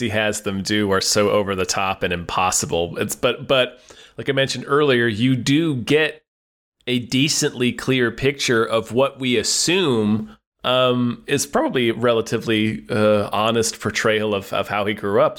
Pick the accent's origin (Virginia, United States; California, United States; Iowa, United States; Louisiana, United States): Virginia, United States; Hampton Roads; where I grew up in Hampton Roads, we have Mount Trashmore